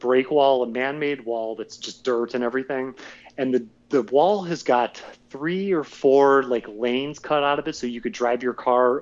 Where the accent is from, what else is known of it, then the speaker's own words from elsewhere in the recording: Rust Belt, United States; I'm from the Rust Belt